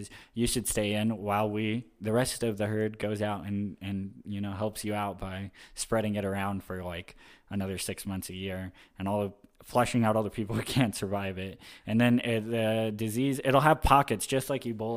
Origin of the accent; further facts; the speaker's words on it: Florida, United States; moved away; also born or lived in Atlanta, Georgia; growing up in Florida